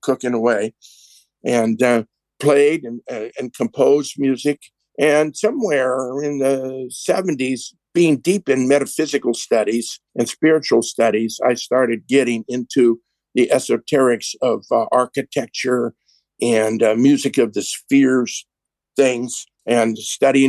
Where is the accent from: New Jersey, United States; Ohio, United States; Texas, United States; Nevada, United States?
Nevada, United States; Las Vegas; I was born in Las Vegas